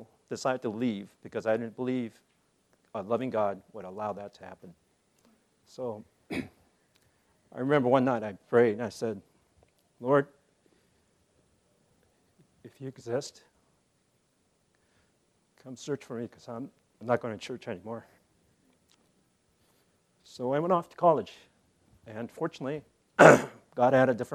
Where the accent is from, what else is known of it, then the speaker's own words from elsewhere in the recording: Monterey, California, United States; also born or lived in Korea; I went to private practice back in my hometown in Monterey